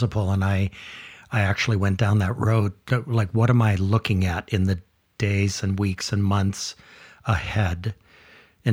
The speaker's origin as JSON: {"language": "English", "town": "Kaneohe", "region": "Hawaii", "country": "United States", "tie": "born or raised there", "said": "I grew up in Kaneohe"}